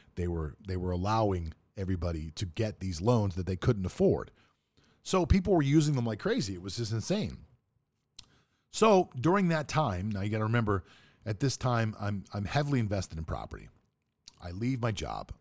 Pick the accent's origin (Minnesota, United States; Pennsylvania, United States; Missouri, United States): Pennsylvania, United States; Pittsburgh; moved away as an adult; also born or lived in South Florida; I grew up in Pittsburgh, Pennsylvania.